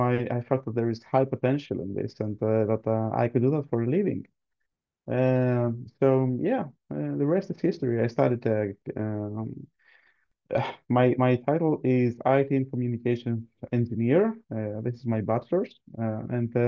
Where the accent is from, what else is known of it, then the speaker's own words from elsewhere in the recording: Greece; now in Sweden; I'm born and raised in Greece